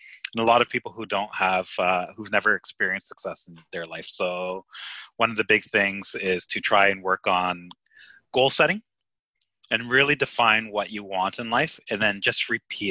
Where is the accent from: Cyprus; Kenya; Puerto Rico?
Cyprus; moved away; I'm from Cyprus and I love Cyprus, and you know, I haven't been there in a while